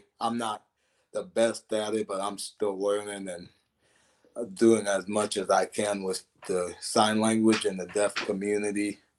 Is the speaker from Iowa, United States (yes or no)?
no; Ohio, United States; Like, I'd say … you know, I'm from Ohio, things like that I would do.